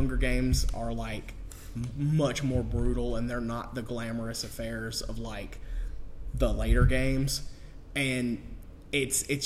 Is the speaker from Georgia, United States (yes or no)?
yes; Fayetteville, Georgia, United States; they filmed, like Zombieland in Hateville, yeah. My hometown.